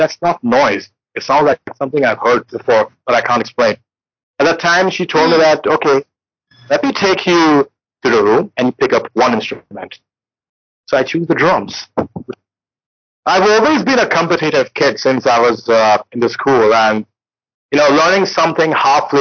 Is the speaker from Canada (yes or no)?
no; India; I'm an Indian and in our traditional music, drums play a very important role